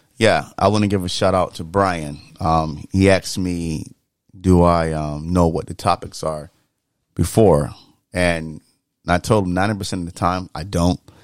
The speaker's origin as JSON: {"language": "English", "region": "the South", "country": "United States", "tie": "born or raised there", "said": "growing up in the South"}